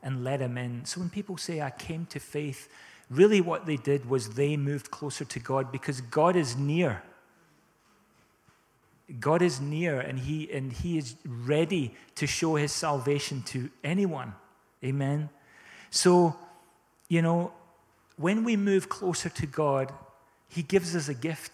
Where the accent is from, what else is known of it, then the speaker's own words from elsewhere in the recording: South Africa; now in Scotland, United Kingdom; We grew up in South Africa, and we experienced drought a lot